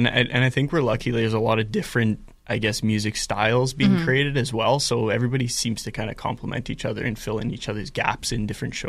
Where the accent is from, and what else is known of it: Winnipeg, Manitoba, Canada; born or raised there; also born or lived in Brandon, Manitoba